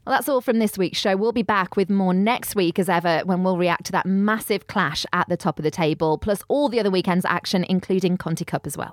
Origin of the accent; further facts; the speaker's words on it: Black Country, West Midlands, United Kingdom; I'm from the Midlands, and, and I always, when I went on holiday when I was a youngster, everyone thought being from the Black Country that I was from Australia.